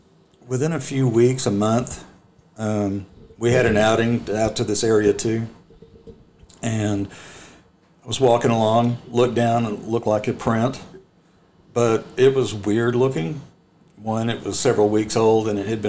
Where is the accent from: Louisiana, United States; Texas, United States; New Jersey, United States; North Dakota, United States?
Texas, United States; East; I grew up in East Texas